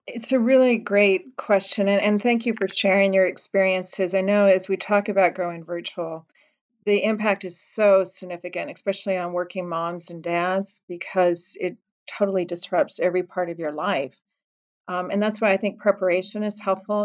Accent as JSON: {"language": "English", "region": "Colorado", "country": "United States", "tie": "born or raised there", "moved": "yes", "said": "my home state of Colorado"}